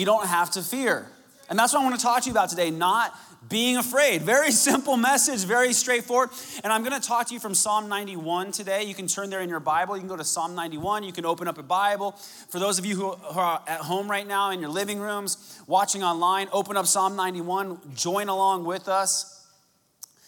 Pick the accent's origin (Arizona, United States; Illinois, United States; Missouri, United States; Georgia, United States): Arizona, United States; when I was a young man growing up in Arizona